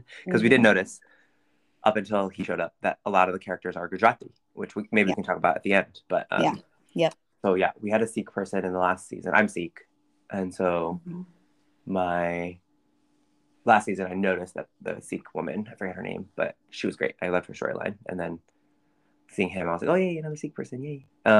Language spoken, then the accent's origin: English; United States; Shivali and I are from America.